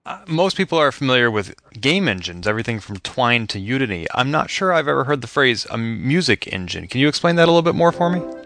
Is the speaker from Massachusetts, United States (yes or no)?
yes; Boston, Massachusetts, United States; my hometown of Boston